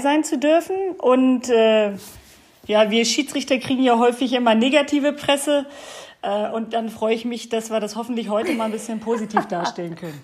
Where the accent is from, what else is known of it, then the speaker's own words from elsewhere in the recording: Bad Harzburg, Lower Saxony, Germany; Dass ich hier in beschaulichen Bad Harzburg wohne und auch geboren bin. Also ich bin äh, tatsächlich hier ähm, niedergelassen in meiner Heimat